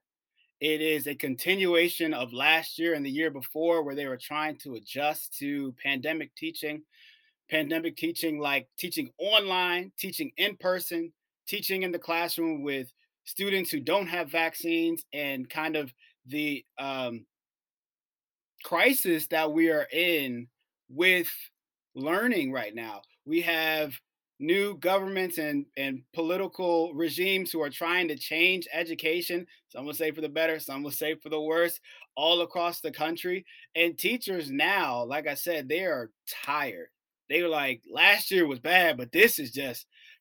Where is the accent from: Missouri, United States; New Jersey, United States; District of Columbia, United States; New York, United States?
District of Columbia, United States; Washington; out of Washington, D.C., my hometown